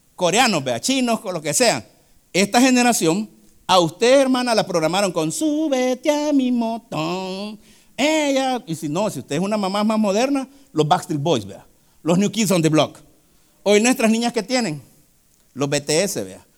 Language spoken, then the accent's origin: Spanish; El Salvador